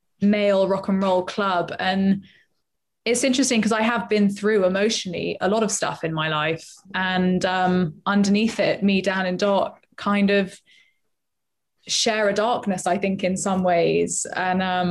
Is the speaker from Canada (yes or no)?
no; London, United Kingdom; I am from Acton